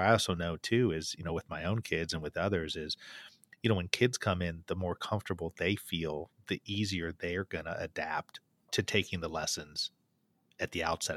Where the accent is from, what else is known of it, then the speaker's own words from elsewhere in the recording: Bloomington, Indiana, United States; in my hometown in Indiana, at Indiana University